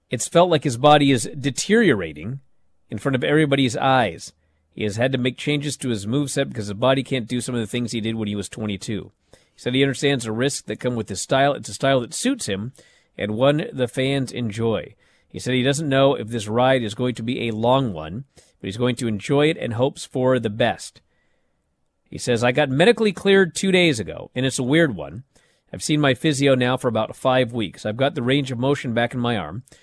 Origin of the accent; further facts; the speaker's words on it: East of England, United Kingdom; But then I kind of think I'm from Essex. I didn't think I'd reach this far in my career anyway.